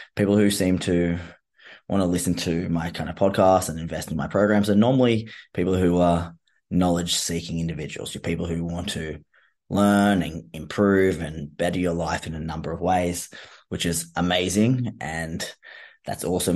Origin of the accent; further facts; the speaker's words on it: Australia; being Australian